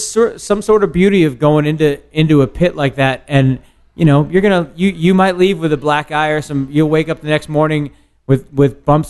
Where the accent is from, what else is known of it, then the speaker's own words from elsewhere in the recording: Glen Rock, New Jersey, United States; also born or lived in Paterson, New Jersey / Lower Manhattan, New York; I grew up in suburban New Jersey, man. I didn't grow up in like anywhere hard or anything like that. I was born in Paterson, which is hard. I lived in Jersey City and Lower Manhattan after a bunch of years, but where I grew up, like in Glen Rock, New Jersey